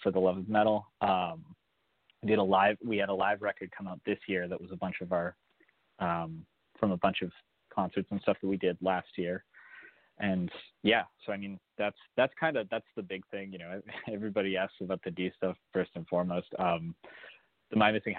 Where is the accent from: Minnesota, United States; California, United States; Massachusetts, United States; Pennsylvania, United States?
Massachusetts, United States; Boston; I'm from the Boston area